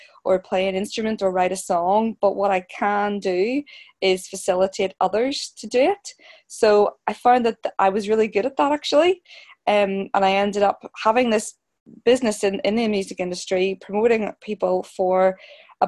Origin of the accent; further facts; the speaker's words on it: Belfast, Northern Ireland, United Kingdom; I'm a Belfast girl, born and bred in Belfast, Northern Ireland